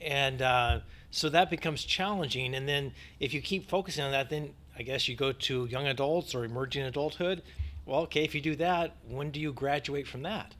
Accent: United States; also born or lived in Northern California; I'm from the United States

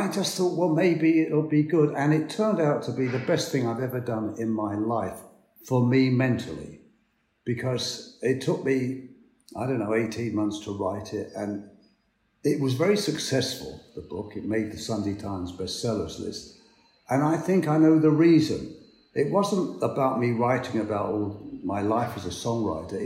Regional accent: London, United Kingdom; I'm from Hackney

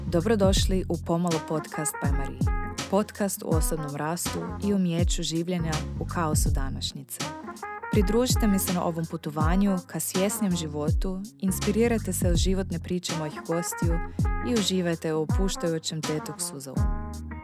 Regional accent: Austria; Croatian is a second language; moved away as an adult; also born or lived in Graz, Austria; now in Zagreb, Croatia; rođena sam u Austriji. Moja mama je Austrijanka i moj tata je Austrijanac i baka i deda, oni su svi Austrijanci. Dakle, ja sam baš Austrijanka, nisam Hrvatica rođena negdje u inozemstvu.

